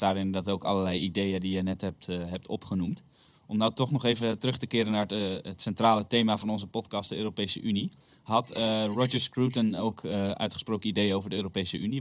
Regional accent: Netherlands; als Nederlanders

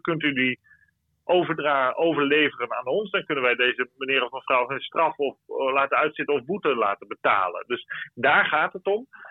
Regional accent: Friesland, Netherlands; now in Brussels, Belgium; als Fries

